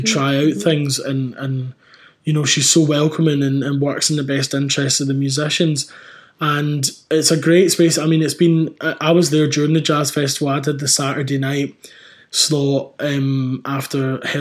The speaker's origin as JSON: {"language": "English", "region": "Scotland", "country": "United Kingdom", "moved": "as an adult", "lives_now": "London, United Kingdom", "said": "my home country"}